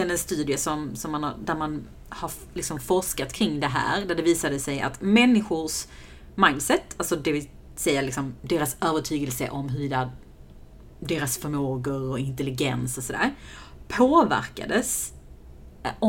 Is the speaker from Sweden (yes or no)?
no; Iran; Äh, min onion och så vill jag doppa det i naturell yoghurt för att jag är iranier.